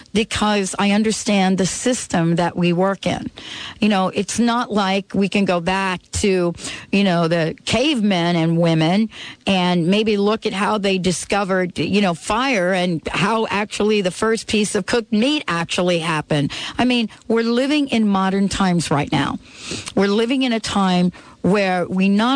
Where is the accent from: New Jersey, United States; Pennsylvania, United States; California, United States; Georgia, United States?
New Jersey, United States; I grew up in Jersey, so to speak, and I grew up in an Italian family